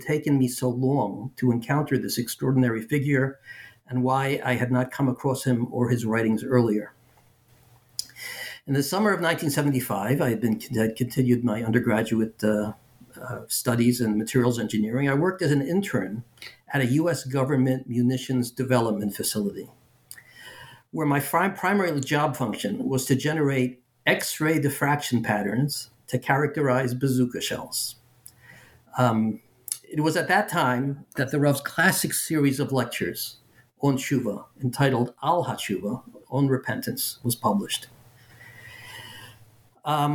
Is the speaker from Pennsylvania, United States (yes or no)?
yes; Philadelphia, Pennsylvania, United States; I grew up in Philadelphia